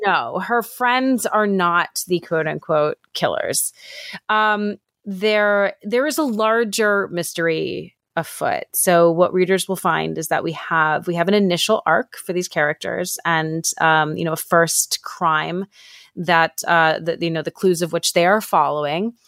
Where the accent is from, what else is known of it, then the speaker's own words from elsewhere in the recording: New York City, New York, United States; moved away; I'm from New York City originally, and my dad still lives walking distance from the Javits Center